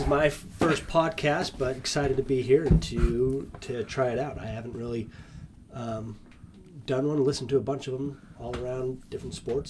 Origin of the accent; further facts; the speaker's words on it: Utah, United States; So I grew up in Utah.